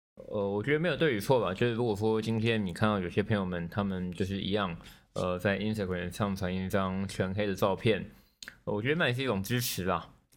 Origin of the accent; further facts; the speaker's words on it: Neipu, Pingtung County, Taiwan; 我老家在屏东县内埔乡